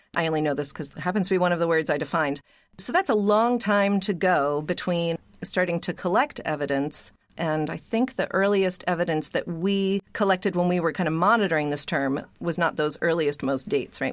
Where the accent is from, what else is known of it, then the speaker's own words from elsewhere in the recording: Pittsburgh, Pennsylvania, United States; moved away; also born or lived in New England; I grew up in Pittsburgh, and I moved to New England